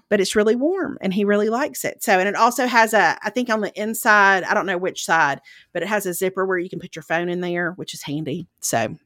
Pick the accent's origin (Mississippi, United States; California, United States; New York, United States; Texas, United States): Mississippi, United States; Lauderdale County; moved away; I'm originally from Lauderdale County